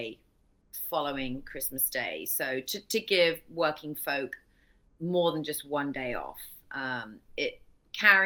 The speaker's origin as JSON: {"language": "English", "region": "England", "country": "United Kingdom", "tie": "born or raised there", "moved": "yes", "said": "I grew up in England, obviously, as you said, I'm your first British guest."}